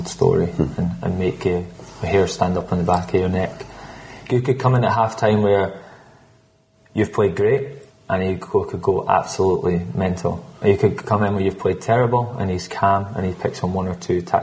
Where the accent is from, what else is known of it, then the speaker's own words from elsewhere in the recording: Scotland, United Kingdom; I'm Scottish